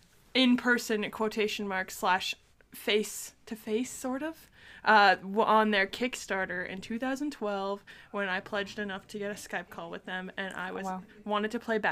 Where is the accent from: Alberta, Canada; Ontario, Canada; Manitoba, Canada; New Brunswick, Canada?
Ontario, Canada; I'm from Ontario, Canada.